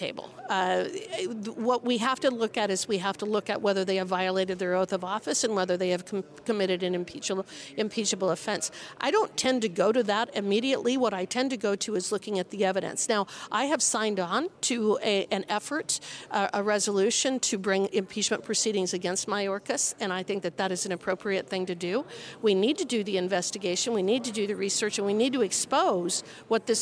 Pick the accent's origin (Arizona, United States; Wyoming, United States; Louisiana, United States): Wyoming, United States; I'm from Wyoming. My state has over 560,000 people.